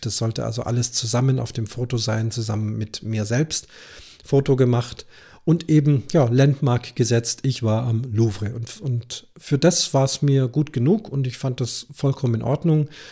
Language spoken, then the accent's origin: German; Munich, Bavaria, Germany; bei uns in München